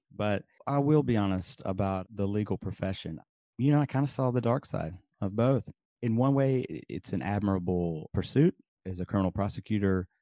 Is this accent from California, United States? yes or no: no; Birmingham, Alabama, United States; moved away as an adult; also born or lived in upstate New York; I grew up in, uh, Birmingham, Alabama